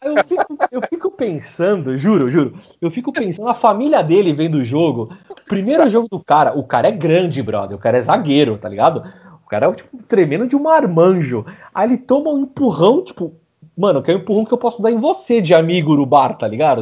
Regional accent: Brazil; sendo brasileiro

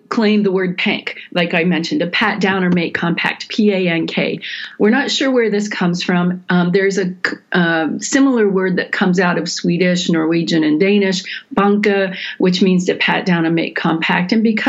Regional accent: Ohio, United States; now in Michigan, United States; I am a Michigander now. I've lived here longer than I ever lived in Ohio, but I also have Buckeye roots and consider myself a transplant in that way too.

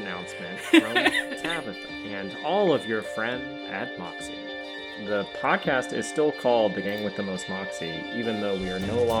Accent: the South, United States; He's calling us hicks because we're from the South?

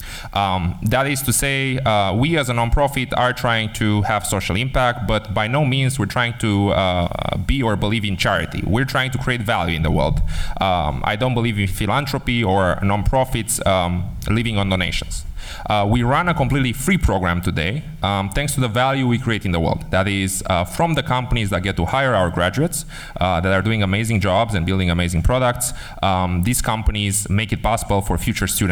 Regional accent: Romania; also born or lived in United States; now in Netherlands; I was born in Romania. I was educated in the Netherlands

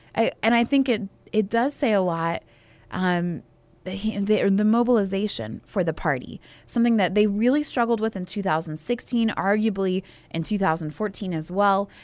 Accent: Alabama, United States; I am from Alabama

